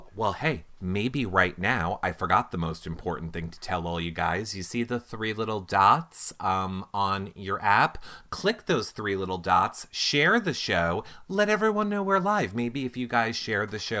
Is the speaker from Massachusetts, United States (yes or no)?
no; Long Island, New York, United States; we're from Long Island